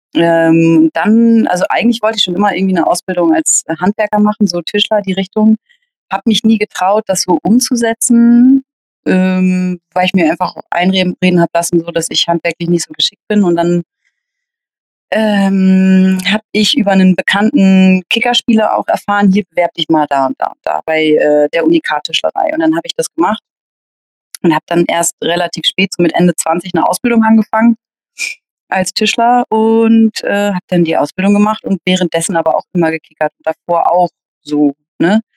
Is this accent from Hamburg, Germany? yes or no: yes; Hamburg, Germany; geboren in Hamburg, groß geworden hier auch.